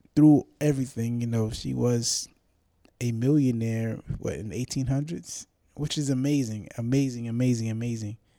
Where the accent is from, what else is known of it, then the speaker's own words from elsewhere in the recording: New York City, New York, United States; I'm from the Bronx